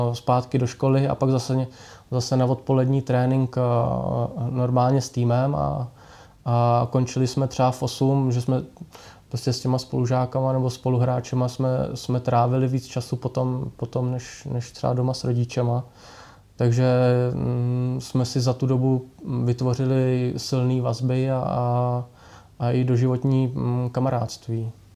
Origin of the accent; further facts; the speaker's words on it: Pardubice, Pardubice Region, Czechia; hodně kluků, co jsme byli tady z Pardubic